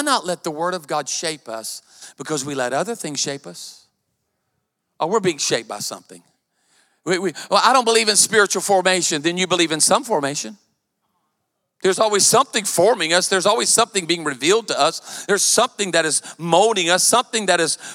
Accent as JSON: {"language": "English", "town": "Myrtle Beach", "region": "South Carolina", "country": "United States", "tie": "born or raised there", "said": "I was raised in Myrtle Beach. And I went to Myrtle Beach High"}